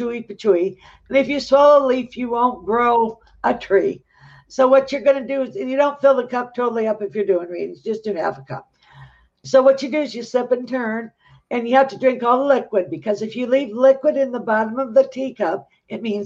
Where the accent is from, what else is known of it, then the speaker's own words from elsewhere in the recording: Michigan, United States; we're from Michigan